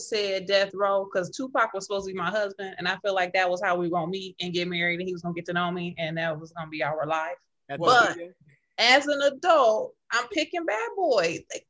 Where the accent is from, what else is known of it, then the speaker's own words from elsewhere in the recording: Flint, Michigan, United States; I'm from Flint.